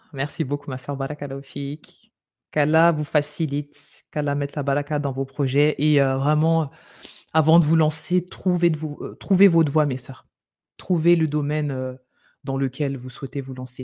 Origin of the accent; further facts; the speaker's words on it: France; on vient de France